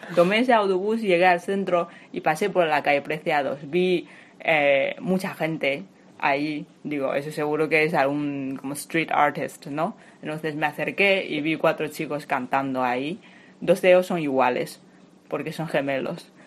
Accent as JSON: {"language": "Spanish", "country": "China", "second_language": "Spanish", "moved": "as an adult", "lives_now": "Madrid, Spain", "said": "soy de China y llevo 8 años viviendo aquí en España"}